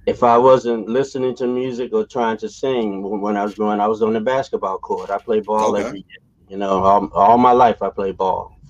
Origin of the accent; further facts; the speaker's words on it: Philadelphia, Pennsylvania, United States; growing up in Philadelphia was at times a little rough from where I came from. I came from North Philadelphia